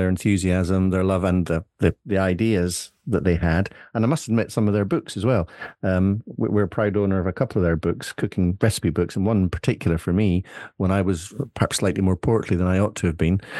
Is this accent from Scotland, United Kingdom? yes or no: yes; Scotland, United Kingdom; now in Isle of Wight, United Kingdom; as a Scot